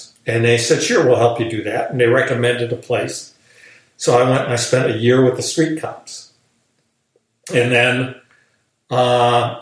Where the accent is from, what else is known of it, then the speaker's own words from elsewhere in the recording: United States; I'm an American